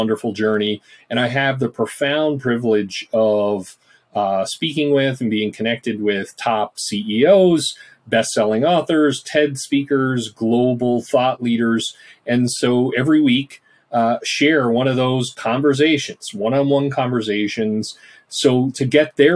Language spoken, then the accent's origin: English; Newfoundland and Labrador, Canada; moved away; I'm from Newfoundland originally, so shout out to the East Coast and the Rock. And growing up, did my undergrad in psychology at Memorial.